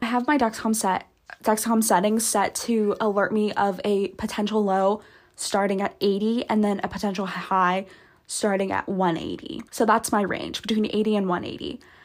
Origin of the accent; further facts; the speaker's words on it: Santa Barbara, California, United States; moved away; I'm actually currently back at home right now, like my hometown, the Santa Barbara, California